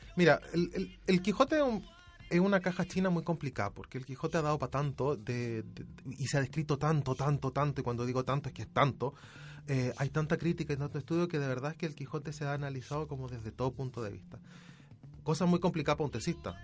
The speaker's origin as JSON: {"language": "Spanish", "country": "Chile", "said": "uno como chileno"}